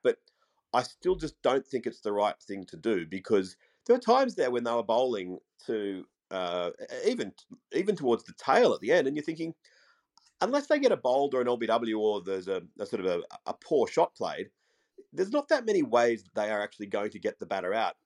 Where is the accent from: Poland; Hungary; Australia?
Australia; as an Australian